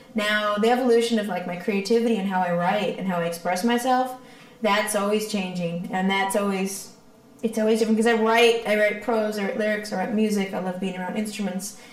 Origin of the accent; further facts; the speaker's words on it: Victoria, British Columbia, Canada; moved away as an adult; also born or lived in Toronto; I'm from Victoria. So when I was done high school, because I had some music connections in Toronto, because I had some family there, I moved over there